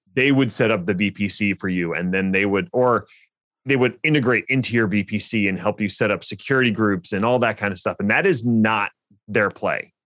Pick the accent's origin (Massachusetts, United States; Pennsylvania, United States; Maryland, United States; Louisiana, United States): Pennsylvania, United States; Philadelphia; Linode is based in my hometown of Philly